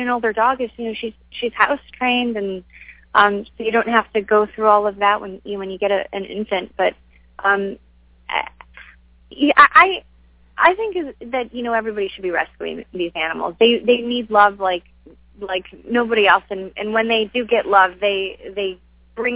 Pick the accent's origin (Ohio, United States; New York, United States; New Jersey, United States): New York, United States; Buffalo; moved away; my hometown, Buffalo